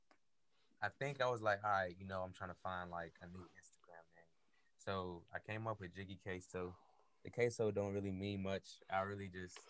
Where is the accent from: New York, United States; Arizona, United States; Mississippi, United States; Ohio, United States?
New York, United States; moved away; I grew up in New York